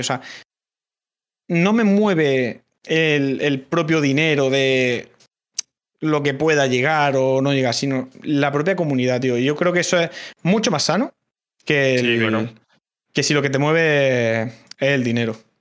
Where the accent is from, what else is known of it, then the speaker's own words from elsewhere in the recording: Cartagena, Region of Murcia, Spain; accent: Murcian; Yo soy, yo soy de Cartagena, sé, hablar lo justo, y sí que es verdad que... Eh, cuando estoy en directo, cuando tal, intento no forzar eh, el, el, quitarme acento